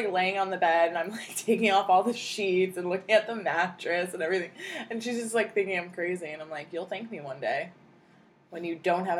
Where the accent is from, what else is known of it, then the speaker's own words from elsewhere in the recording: New Jersey, United States; moved away; also born or lived in New York / New Hampshire / Maine; I grew up in Jersey and New York